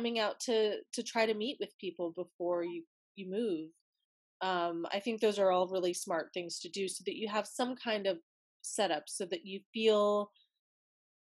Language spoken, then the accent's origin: English; Wyoming, United States; I'm from Wyoming